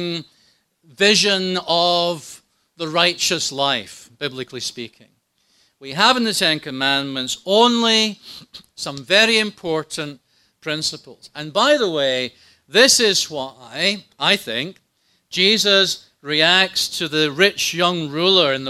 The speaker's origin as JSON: {"language": "English", "region": "Scotland", "country": "United Kingdom", "tie": "born or raised there", "said": "When I was growing up in Scotland"}